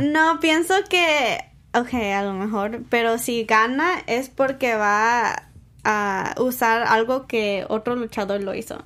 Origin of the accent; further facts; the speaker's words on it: San Diego, California, United States; yo soy de San Diego